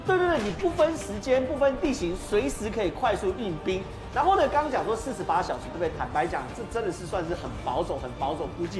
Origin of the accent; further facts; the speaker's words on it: Taiwan; 我们台湾人